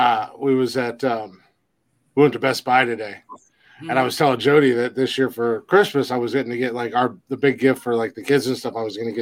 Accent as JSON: {"language": "English", "region": "Georgia", "country": "United States", "said": "I'm from Georgia"}